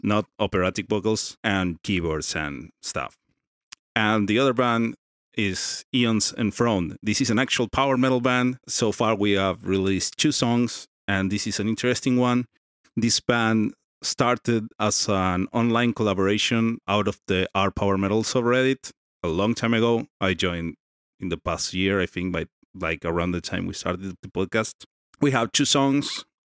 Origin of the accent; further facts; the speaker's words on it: Argentina; I'm from Argentina